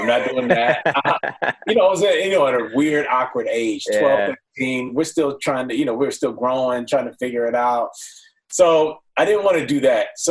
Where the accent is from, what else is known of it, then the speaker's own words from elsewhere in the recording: Rancho Cucamonga, California, United States; also born or lived in Pomona, California / Los Angeles, California; I'm born and raised here in L.A. Moved out to Pomona. I was born in Pomona, so not L.A., and then moved out to Rancho Cucamonga at like around 10.